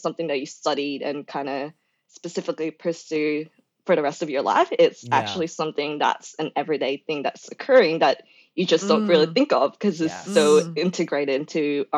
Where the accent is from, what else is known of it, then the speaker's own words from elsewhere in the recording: Victoria, Australia; because I know Kate came from WA and I came from Victoria